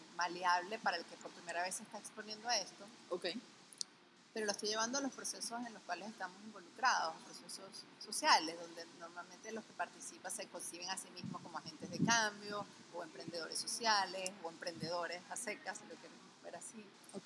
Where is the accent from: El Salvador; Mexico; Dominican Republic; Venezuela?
Venezuela; como venezolanos